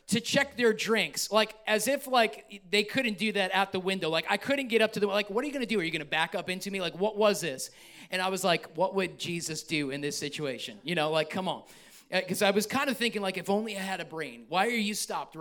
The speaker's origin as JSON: {"language": "English", "region": "New York", "country": "United States", "said": "I'm from New York"}